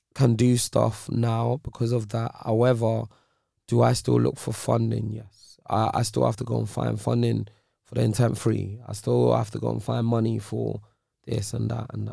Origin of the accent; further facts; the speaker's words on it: London, United Kingdom; also born or lived in Nigeria; I'm from Nigeria, then I'm from Ends